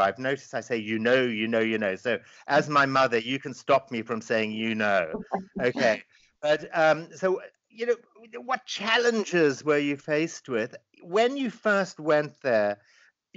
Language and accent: English; Zimbabwe; my life growing up in Zimbabwe, or formerly Rhodesia